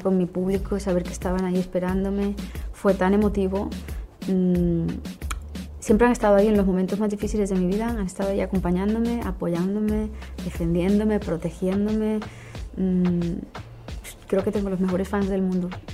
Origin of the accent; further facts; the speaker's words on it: Colombian Caribbean coast, Colombia; alguien de mi tierra, de una región eh, de la, de la misma región a la que pertenecemos los dos, es la costa colombiana, el Caribe colombiano